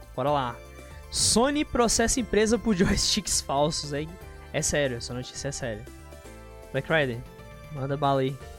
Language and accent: Portuguese; Brasília, Federal District, Brazil; eu sou de Brasólia, mas você quer saber a cidade específica, né? No caso, se for a cidade especificamente, sou de Santa Maria